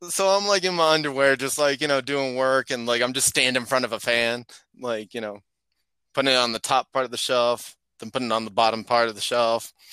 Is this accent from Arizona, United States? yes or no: yes; Arizona, United States; now in Colorado, United States; Yeah, no, I'm from Arizona, and um, yeah, this is like I never moved.